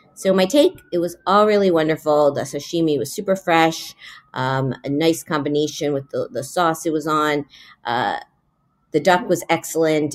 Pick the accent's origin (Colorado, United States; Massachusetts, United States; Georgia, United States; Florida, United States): Florida, United States; Miami; now in New York, United States; Miami's my hometown